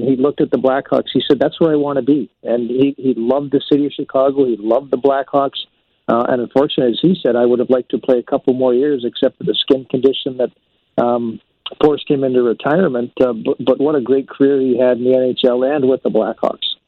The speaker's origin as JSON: {"language": "English", "town": "St. Albert", "region": "Alberta", "country": "Canada", "tie": "born or raised there", "said": "my hometown of St. Albert, Alberta"}